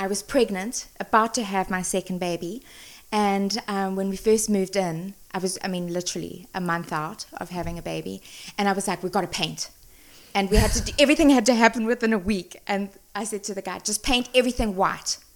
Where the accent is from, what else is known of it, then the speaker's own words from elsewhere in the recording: South Africa; moved away as an adult; also born or lived in San Francisco, United States; now in Napa, United States; I was born and raised in South Africa. Grew up there.